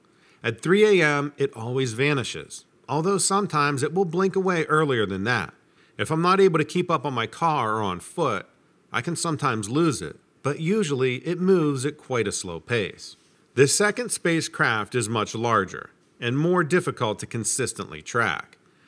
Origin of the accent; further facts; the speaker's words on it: Hammonton, New Jersey, United States; I grew up in Hammonton, New Jersey, in the Pine Barrens. So I heard all about it when I was a kid.